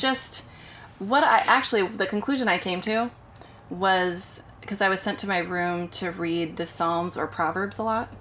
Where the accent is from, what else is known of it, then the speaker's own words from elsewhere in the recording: Portland, Oregon, United States; moved away; I grew up in Portland, Oregon.